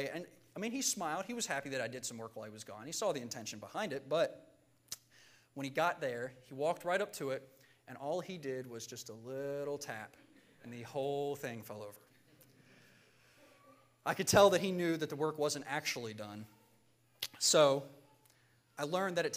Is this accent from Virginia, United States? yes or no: yes; Virginia, United States; Growing up in Virginia, we had a decent-sized yard